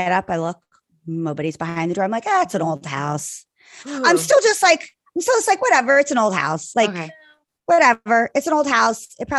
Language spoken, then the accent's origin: English; Ireland; I'm Irish. I could have at least four glasses of wine, probably not even really be that drunk.